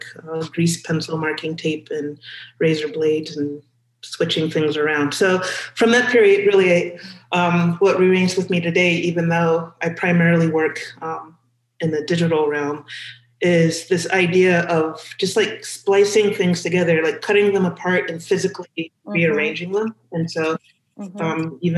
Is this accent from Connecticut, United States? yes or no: no; Los Angeles, California, United States; moved away; I grew up in Los Angeles